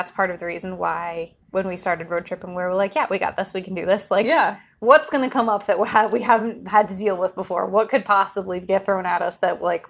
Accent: New England, United States; We're sisters, obviously. We grew up in New England.

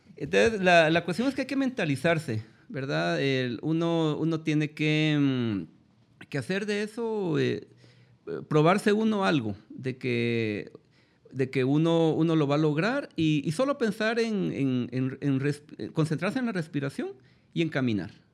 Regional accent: Guatemala; nosotros mismos como guatemaltecos

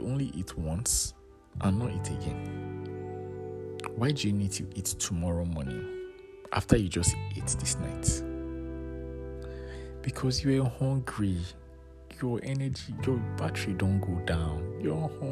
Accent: Nigeria; my home country, Nigeria

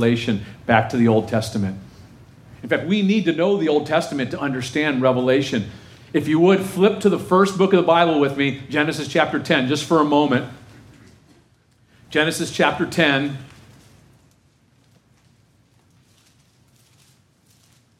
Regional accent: Texas, United States; I'm from Texas.

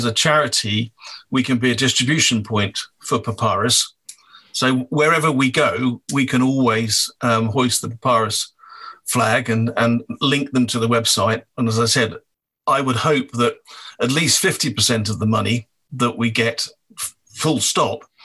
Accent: Wales, United Kingdom; I'm from Wales

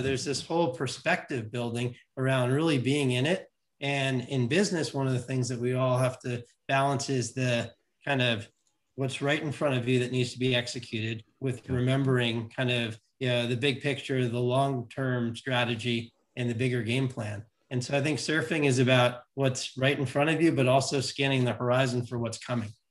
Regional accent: New York City, New York, United States; I grew up in New York City

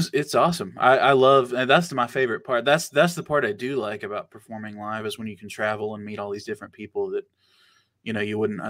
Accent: Van Lear, Kentucky, United States; I'm from Van Leer, Kentucky.

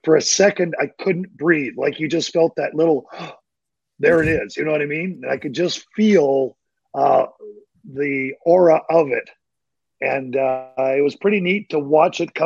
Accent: Vegreville, Alberta, Canada; now in Dallas, United States; My hometown is in Canada, Vegreville, Alberta, Canada

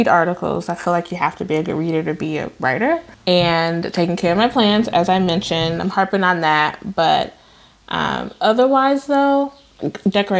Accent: Chicago, Illinois, United States; moved away; also born or lived in Decatur, Illinois; I moved to Chicago when I was 7 from my birthplace, which is Decatur, Illinois, a city in more southern part of Illinois. But I lived on the west side of Chicago

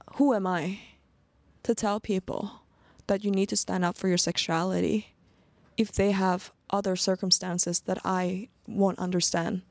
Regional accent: Sweden; also born or lived in Phuket, Thailand; now in Thailand; I grew up in Sweden

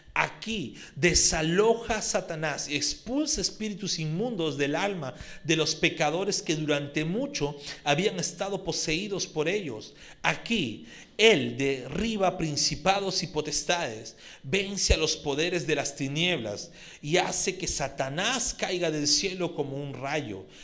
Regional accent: Lima, Peru; los que somos limeñitos costeños

